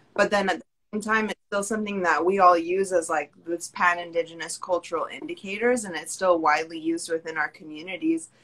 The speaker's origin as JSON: {"language": "English", "region": "Pacific Northwest", "country": "United States", "moved": "as an adult", "lives_now": "Brooklyn, New York, United States", "said": "I'm originally from the Pacific Northwest"}